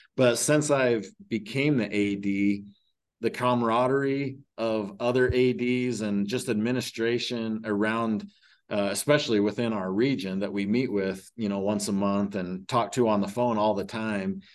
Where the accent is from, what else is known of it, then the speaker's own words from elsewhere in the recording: Huntington, Utah, United States; ended up moving back to my hometown in Huntington